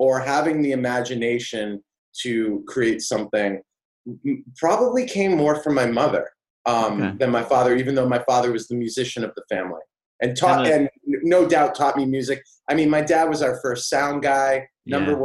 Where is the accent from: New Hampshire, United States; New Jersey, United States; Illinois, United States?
New Hampshire, United States; Auburn; I grew up in New Hampshire, a really small town called Auburn.